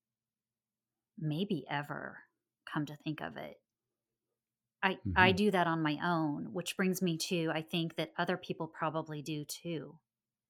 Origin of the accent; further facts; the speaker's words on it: Springfield, Oregon, United States; moved away as an adult; also born or lived in Southern California; now in Texas, United States; I'm actually originally from Springfield, Oregon